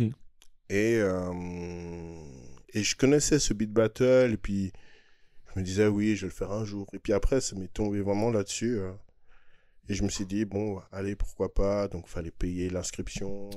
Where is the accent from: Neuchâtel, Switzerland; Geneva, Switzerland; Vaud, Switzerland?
Geneva, Switzerland; on est de Genève, on est beaucoup plus côté français